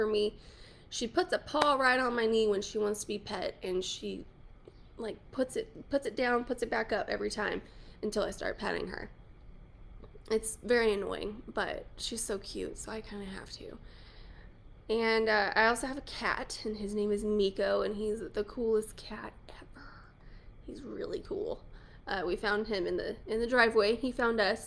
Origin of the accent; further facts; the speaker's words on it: New Mexico, United States; moved away as an adult; now in Lubbock, United States; I'm from New Mexico originally, but I've been in Texas for 10 years-ish